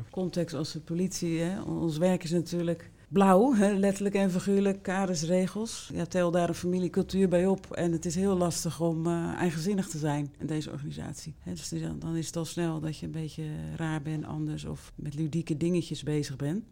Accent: Rotterdam, South Holland, Netherlands; Ik kom uit Rotterdam

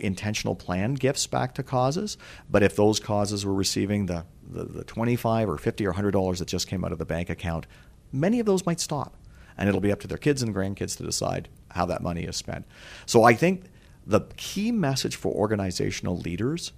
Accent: Canada; we as Canadians

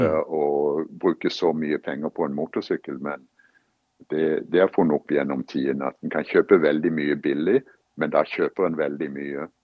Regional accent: Kristiansand, Agder, Norway; moved away as an adult; now in United States; når jeg vokste opp i Kristiansand

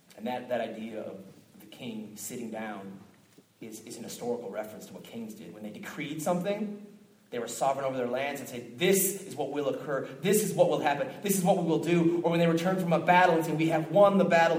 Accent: Minneapolis, Minnesota, United States; moved away; I came from Minneapolis, Minnesota originally

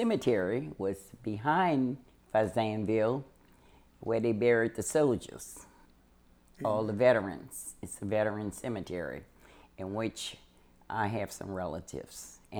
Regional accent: Chalmette, Louisiana, United States; Well, it's a place where I grew up. I was born and raised there in St. Bernard Parish.

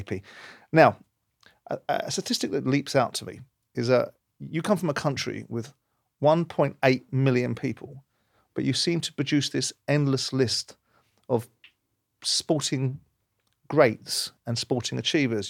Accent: London, United Kingdom; I come from South London. I was brought up with a certain outlook

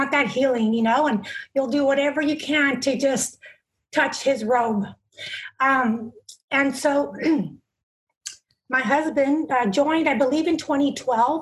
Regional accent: Bakersfield, California, United States; I'm from Bakersfield, California

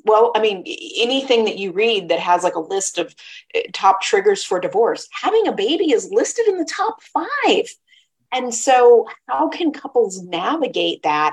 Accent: Midwest, United States; I was raised in the Midwest

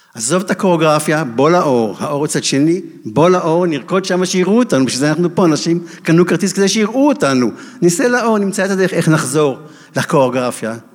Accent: Israel; אני מהקיבוץ עם נורייב

